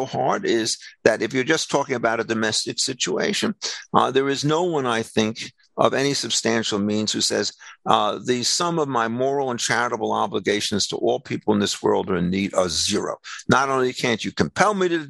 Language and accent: English; United States; I'm a second generation American.